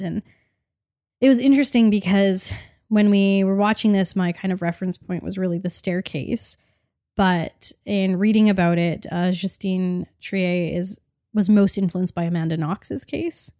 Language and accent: English; Canada